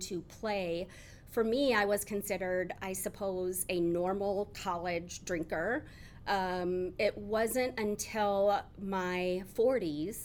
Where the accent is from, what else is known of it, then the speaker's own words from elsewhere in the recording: Decorah, Iowa, United States; also born or lived in Storm Lake, Iowa / Waverly, Iowa / Dubuque, Iowa / Cedar Rapids, Iowa; now in Iowa City, United States; I have lived my entire life in Iowa, so born and raised in various parts of the state, from being born and grew up in Decorah, Iowa